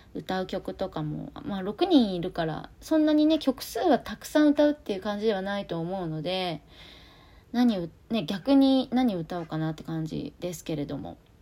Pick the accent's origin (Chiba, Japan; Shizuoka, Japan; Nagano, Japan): Shizuoka, Japan; 私立花高校っていうとこ出身なんですけどあの静岡